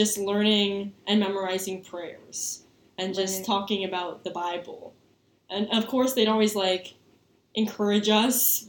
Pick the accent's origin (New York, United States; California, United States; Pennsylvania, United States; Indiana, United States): Pennsylvania, United States; Easton; I'm from Easton, PA, so I'm pretty local